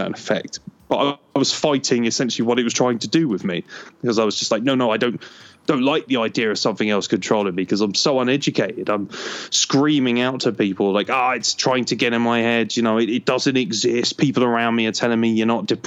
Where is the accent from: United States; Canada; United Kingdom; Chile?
United Kingdom; Lincoln, East Midlands; Lincoln City, which is my local team. I was born in Lincoln